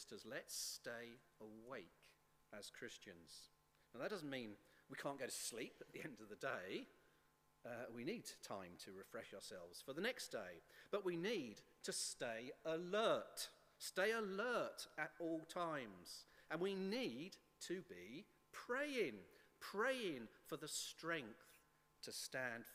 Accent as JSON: {"language": "English", "region": "England", "country": "United Kingdom", "said": "As English"}